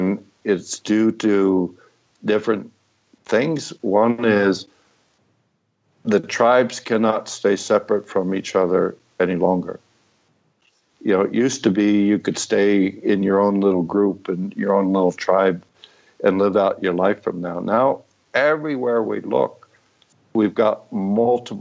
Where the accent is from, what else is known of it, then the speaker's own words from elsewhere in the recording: San Francisco, California, United States; I'm a kid from San Francisco in the late 60s